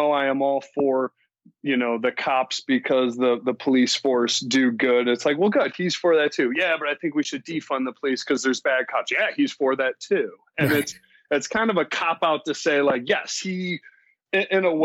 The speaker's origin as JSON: {"language": "English", "region": "Missouri", "country": "United States", "moved": "yes", "lives_now": "Los Angeles, United States", "said": "I am from Missouri, which is a red state, but I live in, you know, the liberal capital of Los Angeles"}